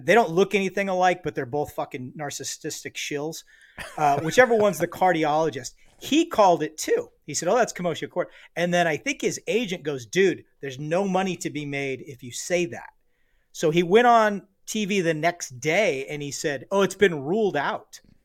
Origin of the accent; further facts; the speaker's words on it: Los Angeles, California, United States; also born or lived in Tehachapi, California; spent the first eleven years of my life mostly in the Los Angeles area